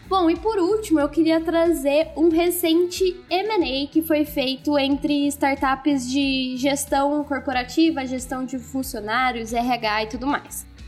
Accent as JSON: {"language": "Portuguese", "country": "Brazil", "said": "como bons brasileiros"}